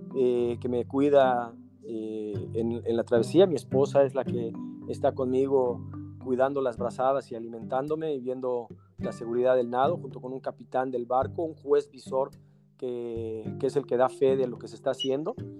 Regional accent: Mexico; nosotros, eh, los mexicanos

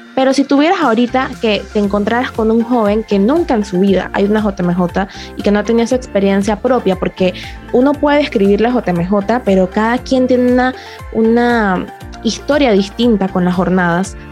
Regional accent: Panama; aquí en Panamá no puedo decir mucho porque era como que súper acostumbrada a todo lo que estaba viendo, era en mi país

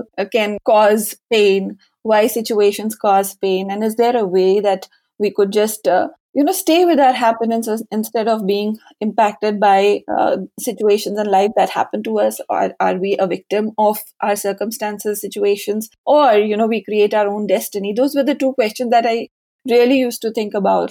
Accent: Lucknow, Uttar Pradesh, India; moved away as an adult; also born or lived in Mumbai; I finished my schooling in Lucknow. We are basically from Lucknow

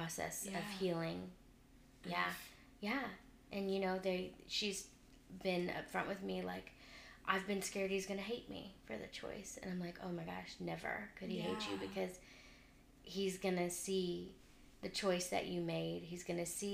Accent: Round Rock, Texas, United States; also born or lived in Houston; I grew up in Round Rock my whole life, and I had to move my senior year of high school to Houston

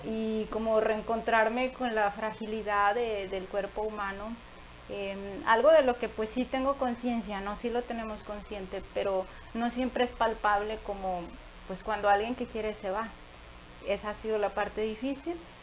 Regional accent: Tantoyuca, Veracruz, Mexico; born or raised there; also born or lived in Tamaulipas; now in Nuevo León, Mexico

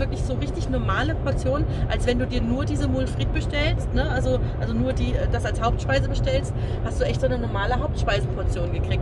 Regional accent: Germany; bei uns in Deutschland

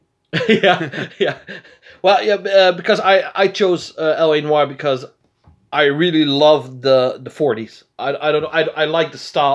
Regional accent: Netherlands; We're from Holland.

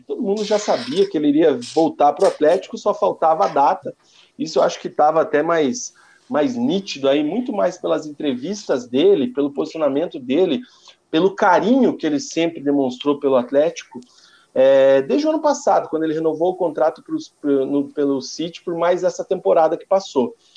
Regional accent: Paraná, Brazil; como paranaense

